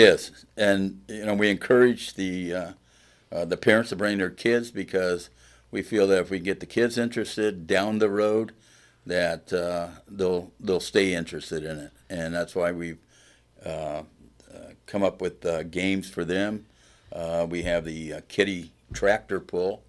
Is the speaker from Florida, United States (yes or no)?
no; Plymouth, Indiana, United States; I am from Plymouth